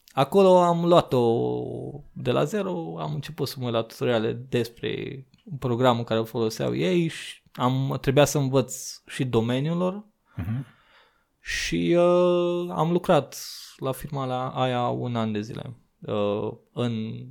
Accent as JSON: {"language": "Romanian", "town": "Sighetu Marmației", "region": "Maramureș County", "country": "Romania", "tie": "born or raised there", "moved": "as an adult", "lives_now": "Iași, Romania", "said": "mutasem de la jobul din orașul natal, din Sigetul Farmației, uh, la Iași, cu master în continuare în geodezie geomatică geodezie și cadastru"}